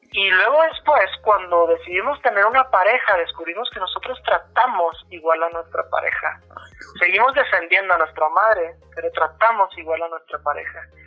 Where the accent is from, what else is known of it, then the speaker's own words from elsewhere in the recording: Torreón, Coahuila, Mexico; now in Puebla, Mexico; yo radico actualmente en Puebla, soy de Torreón, pero radico actualmente en Puebla